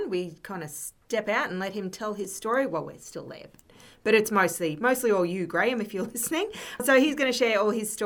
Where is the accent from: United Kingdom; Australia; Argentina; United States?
Australia; Capella, Queensland; we grew up in Capella